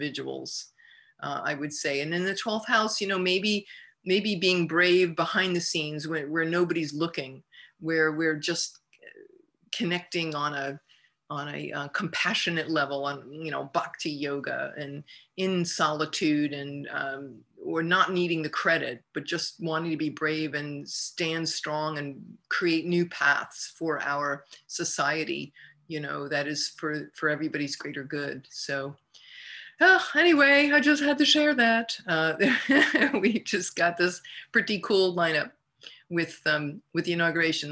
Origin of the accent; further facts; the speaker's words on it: United States; the United States of America, my home country, my beloved country.